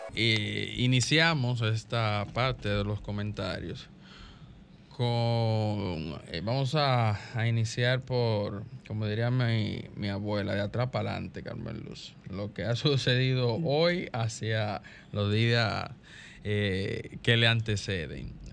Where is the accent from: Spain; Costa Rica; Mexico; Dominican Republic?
Dominican Republic; todos como dominicanos